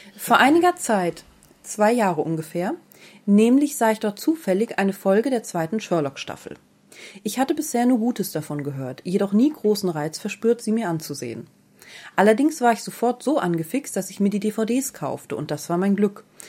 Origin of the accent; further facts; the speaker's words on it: Baden-Württemberg, Germany; Aus Baden-Württemberg.